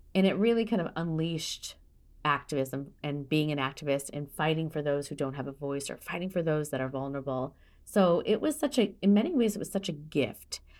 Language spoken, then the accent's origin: English; Midwest, United States; I grew up in America in the eighties